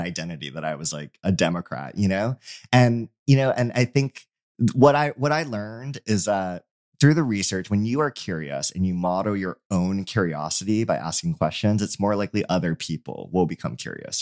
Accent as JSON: {"language": "English", "region": "Hawaii", "country": "United States", "said": "I'm from Hawaii"}